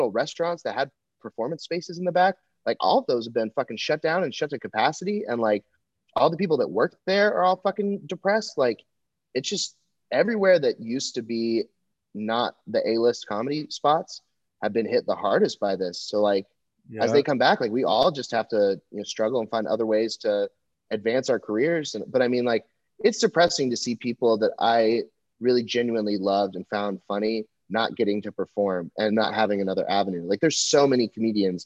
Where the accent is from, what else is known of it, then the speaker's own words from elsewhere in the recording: Texas, United States; also born or lived in Los Angeles; now in Austin, United States; I'm from Texas